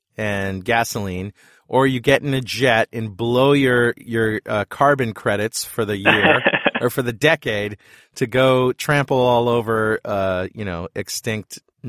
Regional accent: United States; I'm a Yankee American.

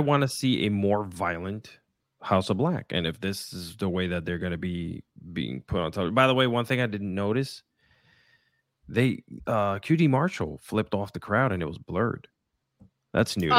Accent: Puerto Rico; English is a second language; I was born and raised in Puerto Rico

